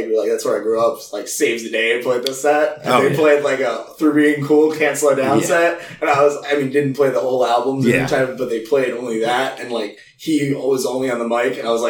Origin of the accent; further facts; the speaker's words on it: New Jersey, United States; I'm from New Jersey